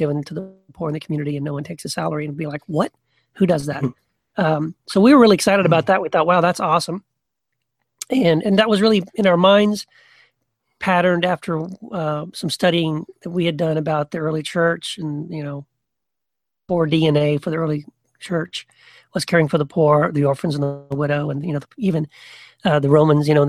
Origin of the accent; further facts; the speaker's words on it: Texas, United States; I was raised in Texas